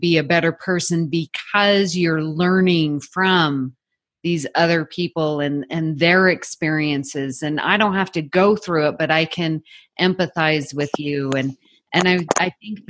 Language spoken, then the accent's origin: English; Salt Lake City, Utah, United States; moved away as an adult; also born or lived in Houston, Texas; when we were raised in Salt Lake City, Utah, very homogeneous population